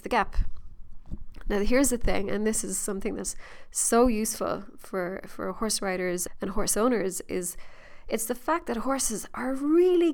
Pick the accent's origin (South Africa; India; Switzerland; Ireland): Ireland; being Irish